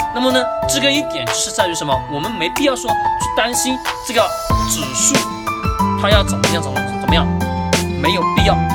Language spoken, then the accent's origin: Chinese; Hengyang, Hunan, China; 我作为一个衡阳人，我也是第一次上衡山